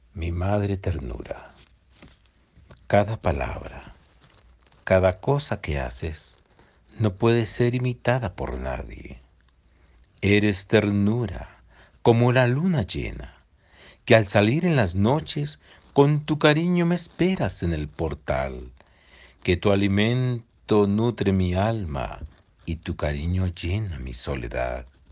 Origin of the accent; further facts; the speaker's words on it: Colombia; somos colombianos todos